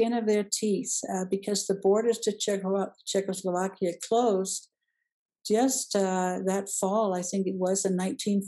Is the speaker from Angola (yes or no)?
no; Denmark; moved away as an adult; also born or lived in Downey, California; now in United States; I grew up in Denmark and came to the United States when I was 19.